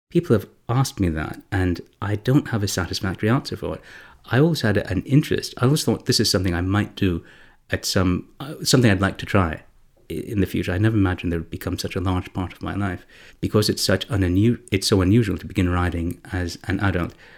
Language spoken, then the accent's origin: English; Canada; I'm Canadian, I, and I studied at secondary school in Canada